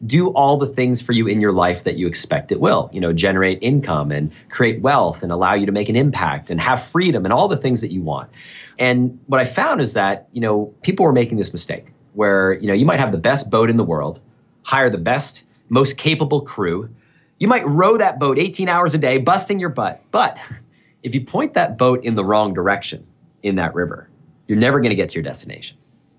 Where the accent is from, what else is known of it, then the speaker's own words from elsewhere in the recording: New Hampshire, United States; There's a French connection. I've got a French-Canadian family. I grew up in New Hampshire, a little over the border.